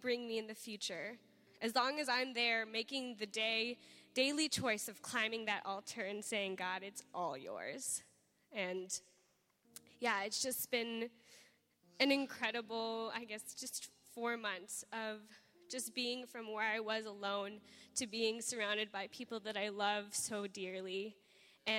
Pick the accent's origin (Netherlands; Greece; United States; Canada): United States; California; moved away as an adult; I'm from California, so home's a faraway place.